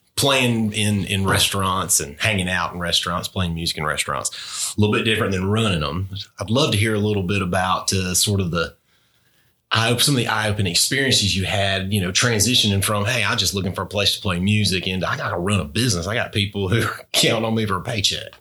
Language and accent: English; Albany, United States; growing up in Albany together